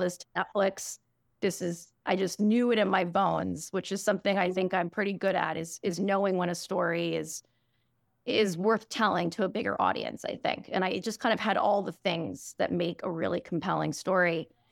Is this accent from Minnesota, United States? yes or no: no; New York City, New York, United States; I grew up in New York City on the Upper West Side